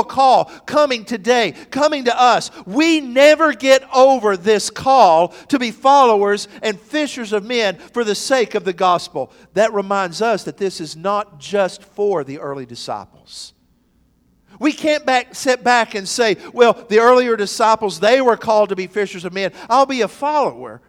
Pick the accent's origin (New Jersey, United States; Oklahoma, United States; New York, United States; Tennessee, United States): Tennessee, United States; McMinn County; my days growing up in McMinn County